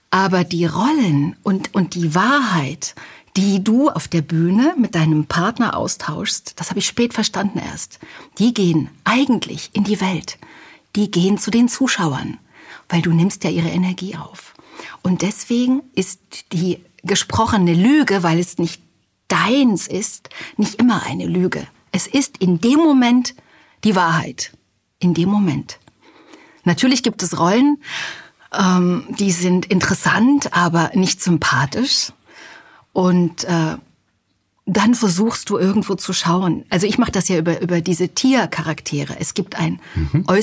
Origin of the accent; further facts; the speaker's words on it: Halle, Saxony-Anhalt, Germany; Ich komme aus Halle an der Saale und in Sachsen-Anhalt wird ganz furchtbar nachlässig gesprochen. Ich wollte schön sprechen